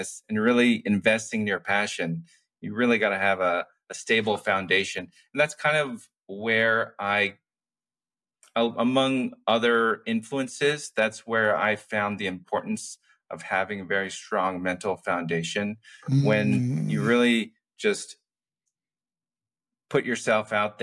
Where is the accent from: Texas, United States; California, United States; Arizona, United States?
California, United States; Castro Valley; I grew up in the Bay Area in San Francisco Bay Area in Castro Valley in the East Bay